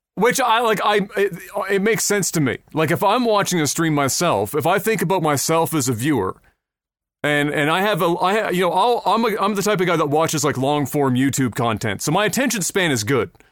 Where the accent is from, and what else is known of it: Halifax, Nova Scotia, Canada